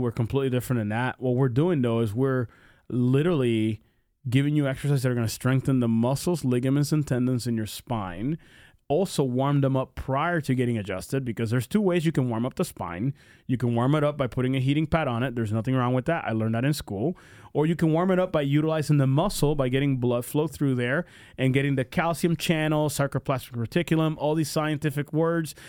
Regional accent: Pennsylvania, United States; moved away; I grew up in Pennsylvania

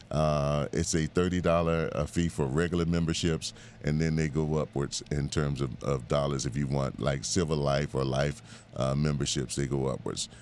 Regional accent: Bahamas; now in Miami, United States; I was born in the Bahamas, and I grew up between the Bahamas and Miami most of my uh, teenage, uh, young adult life.

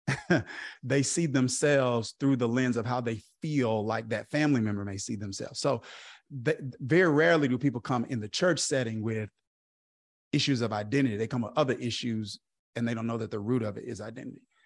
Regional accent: Kilmichael, Mississippi, United States; I grew up in Kilmiah, Mississippi

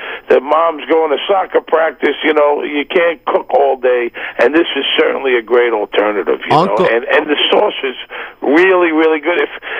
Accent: Brooklyn, New York, United States; now in Manhattan, United States; I live in Manhattan. I'm from Brooklyn. People that I grew up with don't eat jar sauce.

